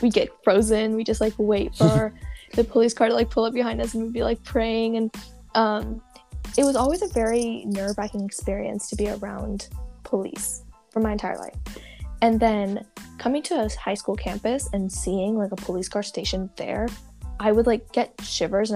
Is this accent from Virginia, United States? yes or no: no; Santa Barbara, California, United States; I was born and raised in Santa Barbara, and I am a first-generation Indian-American